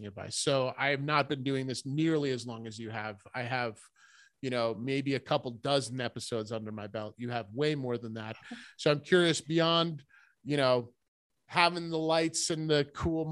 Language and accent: English; Rhode Island, United States; moved away as an adult; now in Vermont, United States; I grew up in Rhode Island